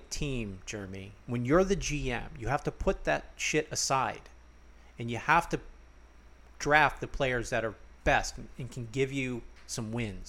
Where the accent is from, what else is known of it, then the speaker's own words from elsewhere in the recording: Seattle, Washington, United States; We're from Seattle. Seahawks fans generally.